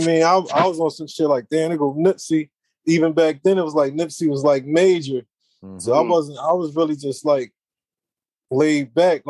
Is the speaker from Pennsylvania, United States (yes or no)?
yes; Philadelphia, Pennsylvania, United States; I'm from Philly, man